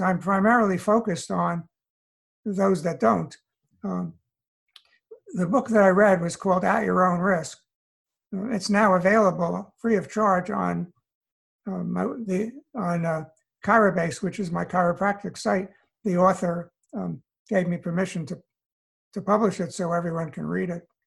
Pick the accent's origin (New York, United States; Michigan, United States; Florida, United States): New York, United States; New York City; moved away as an adult; also born or lived in Allentown, Pennsylvania / California; now in North Carolina, United States; I I grew up in New York City.